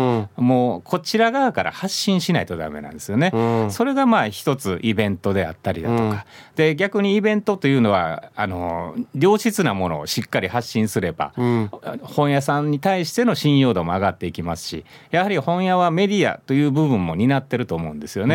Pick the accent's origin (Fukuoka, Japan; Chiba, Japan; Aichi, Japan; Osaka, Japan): Osaka, Japan; moved away as an adult; now in Okinawa, Japan; 僕大阪離れたくなかった